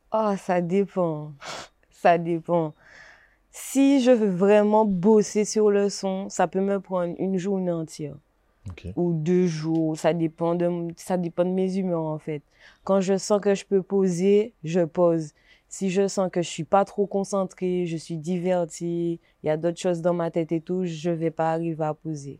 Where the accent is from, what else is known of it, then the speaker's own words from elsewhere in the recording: Gourbeyre, Guadeloupe; je viens de Gourbert